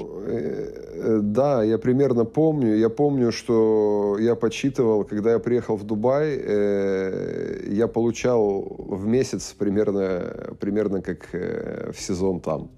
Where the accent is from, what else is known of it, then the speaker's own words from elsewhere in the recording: Russia; moved away as an adult; also born or lived in Kazakhstan; у нас там в России